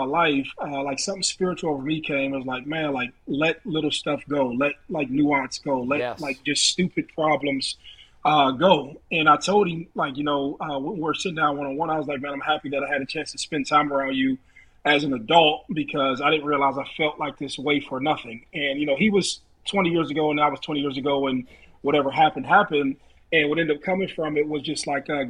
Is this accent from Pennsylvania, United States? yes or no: no; Youngstown, Ohio, United States; I'm from Youngstown, Ohio. I played football in Warren.